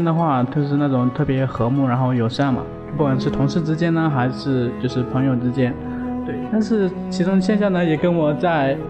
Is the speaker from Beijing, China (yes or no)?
no; Hengyang, Hunan, China; moved away as an adult; also born or lived in Guangzhou; now in Shenzhen, China; 我是来自于衡山脚衡山脚下的一个，就是咱们开国元帅罗罗罗元衡的一个